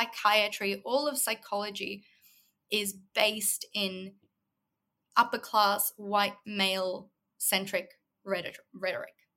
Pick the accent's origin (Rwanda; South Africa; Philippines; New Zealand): South Africa; moved away as an adult; also born or lived in Los Angeles, United States; now in Australia; predominantly I grew up in South Africa. I lived there my whole childhood until I was about 18, 19